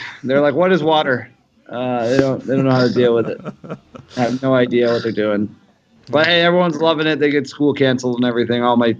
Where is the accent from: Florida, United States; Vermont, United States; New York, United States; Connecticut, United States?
Vermont, United States; I actually grew up in New England. I grew up in Vermont.